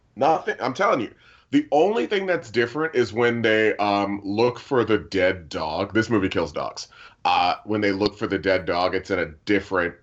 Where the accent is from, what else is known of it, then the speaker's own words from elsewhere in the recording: United States; I'm American